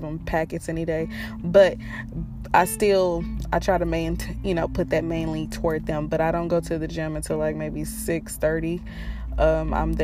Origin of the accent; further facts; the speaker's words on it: Fort Worth, Texas, United States; also born or lived in Watauga, Texas; I was born in Fort Worth, Texas.